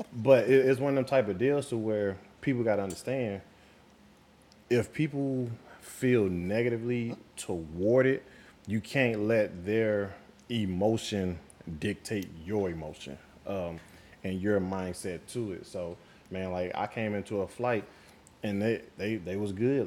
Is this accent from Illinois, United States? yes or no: no; St. Louis, Missouri, United States; moved away; I'm originally from St. Louis, Missouri, um, from the Show Me State